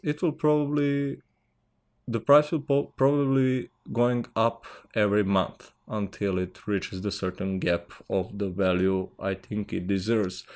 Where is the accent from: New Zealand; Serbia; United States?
Serbia; English is a second language; I'm from Serbia